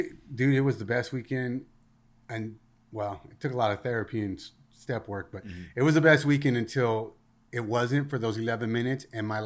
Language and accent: English; Rosemead, California, United States; So I grew up in a city called Rosemead. And, you know, I hung out with the neighborhood kids.